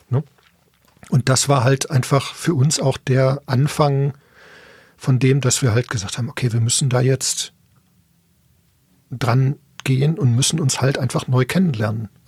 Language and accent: German; Bochum, North Rhine-Westphalia, Germany; Ja gut, ich komme ursprünglich aus Bochum, deswegen man hört es vielleicht auch ein bisschen.